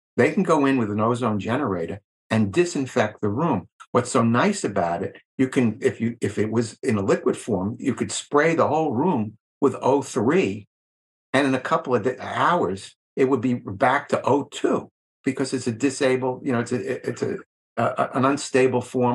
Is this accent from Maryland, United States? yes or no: no; Long Island, New York, United States; I grew up on Long Island in New York